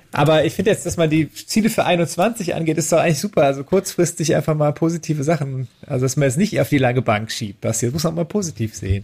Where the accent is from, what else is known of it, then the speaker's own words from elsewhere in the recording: Düren, North Rhine-Westphalia, Germany; ich komme ja aus Düren, das ist ja eine alte Papiermacherstadt